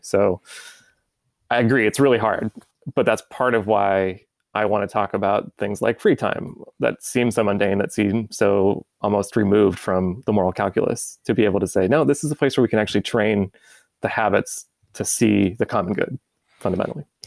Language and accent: English; United States; as an American